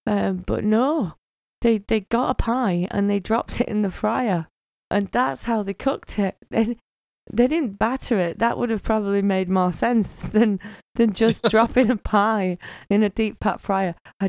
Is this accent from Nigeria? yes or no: no; Bingley, Yorkshire and the Humber, United Kingdom; We're not Californian. Nab Wood above Bingley, yeah.